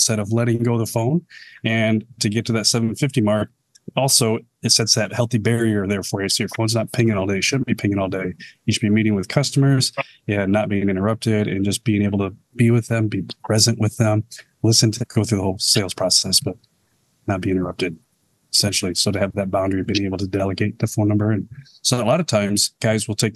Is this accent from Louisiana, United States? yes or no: no; Michigan, United States; moved away; I'm originally from Michigan